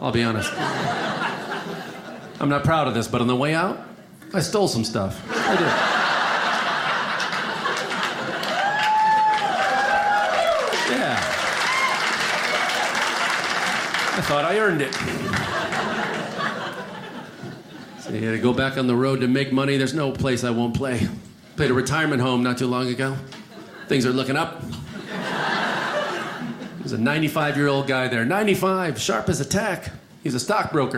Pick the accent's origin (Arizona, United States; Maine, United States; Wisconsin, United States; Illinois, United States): Illinois, United States; Chicago; also born or lived in California; now in Los Angeles, United States; I'm originally from the Midwest, Chicago.